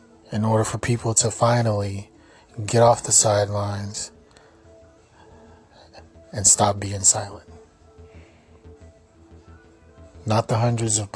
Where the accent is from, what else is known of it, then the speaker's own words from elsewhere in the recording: Kansas City, Missouri, United States; I'm from Kansas City